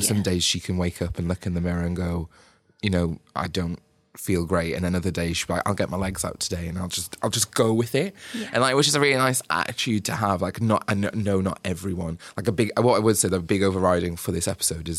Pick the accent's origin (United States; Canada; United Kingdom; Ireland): United Kingdom; Like people, like as we British do, like just blame the weather.